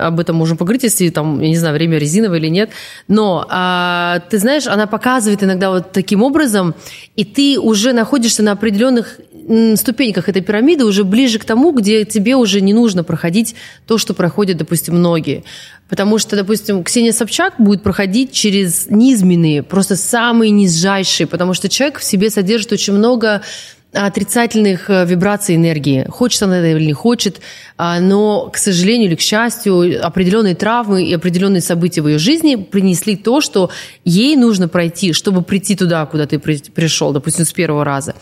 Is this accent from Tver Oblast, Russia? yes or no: no; Transbaikalia, Siberia, Zabaykalsky Krai, Russia; я, которая лежала в детстве в Забайкале, в Сибири